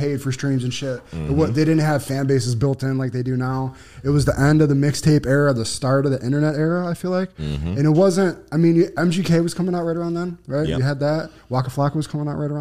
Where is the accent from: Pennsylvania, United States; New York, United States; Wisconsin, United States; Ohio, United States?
New York, United States; Buffalo; I'm from Buffalo